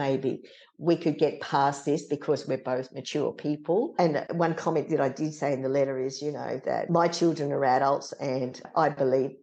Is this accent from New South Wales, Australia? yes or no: yes; Sydney, New South Wales, Australia; came back down to Sydney, lived in Parramatta with her parents. I was born in the Crown Hospital